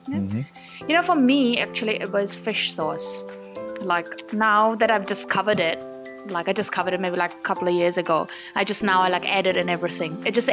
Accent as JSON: {"language": "English", "country": "India", "said": "as an Indian"}